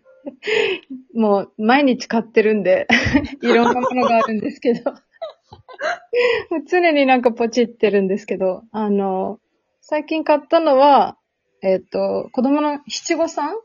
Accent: Serbia; 私はもともとセルビアで生まれて、父がセルビア人で、母は日本人なんですけど

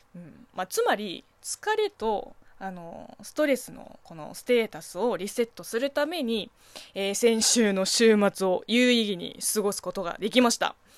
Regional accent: Zhejiang, China; Japanese is a second language; now in Japan; 私の地元あの浙江省は南の方なんで

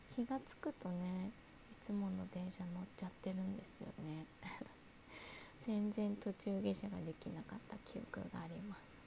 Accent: Kanto, Japan; 関東生まれ

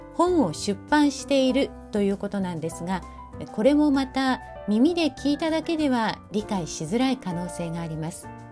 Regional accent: Fukuoka, Japan; 私は福岡出身

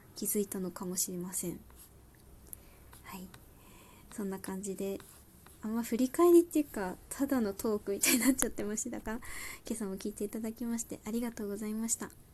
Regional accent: Saitama, Japan; moved away; 私地元は埼玉でして

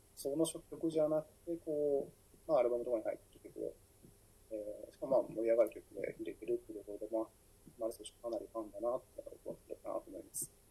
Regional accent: Fukuoka, Japan; 福岡出身

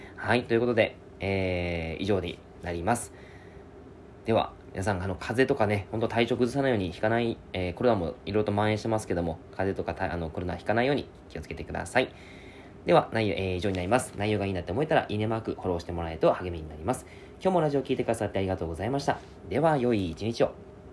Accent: Yamagata, Japan; now in Fukuoka, Japan; 僕の実家が山形なんです

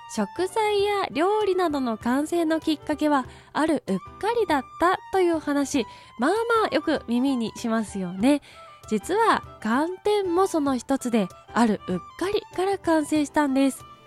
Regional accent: Kanto, Japan; 私は生まれも育ちも関東なので

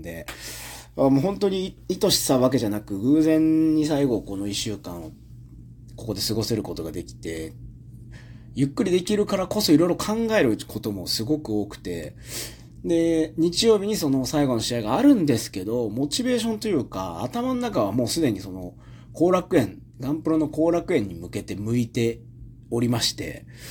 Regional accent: Japan; 生まれ育った国を、まあ、長く、まあ、約四ヶ月ないぐらいなんですけど、約、まあでも、約、ほぼよ、三ヶ月半以上ですから、四ヶ月離れて

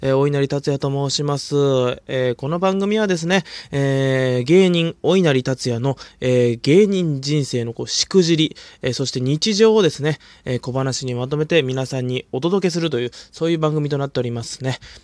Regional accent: Hokkaido, Japan; 僕北海道出身なんですけど

